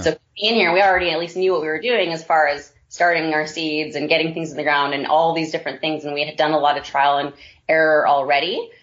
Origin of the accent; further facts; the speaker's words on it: Vancouver, British Columbia, Canada; moved away; my husband and I both grew up in the city. We're both from Vancouver, BC, originally